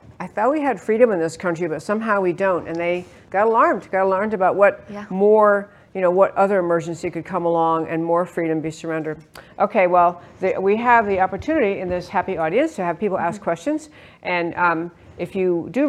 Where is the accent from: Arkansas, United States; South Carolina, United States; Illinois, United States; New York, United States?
New York, United States; also born or lived in California; now in Texas, United States; I grew up in New York, don't tell anybody, and lived in California many years